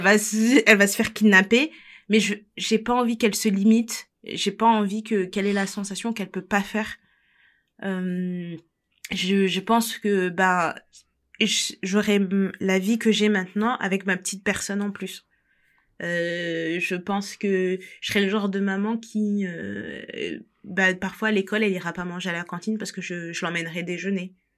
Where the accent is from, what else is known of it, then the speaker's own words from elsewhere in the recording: France; je suis française